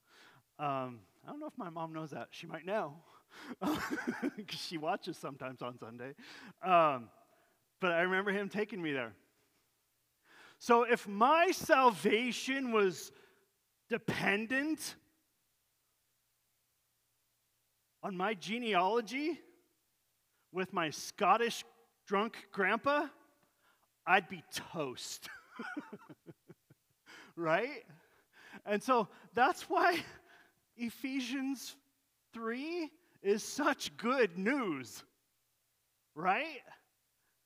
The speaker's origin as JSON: {"language": "English", "town": "Yakima", "region": "Washington", "country": "United States", "tie": "born or raised there", "said": "I was born in Yakima, Washington, and that I wasn't born in Jerusalem"}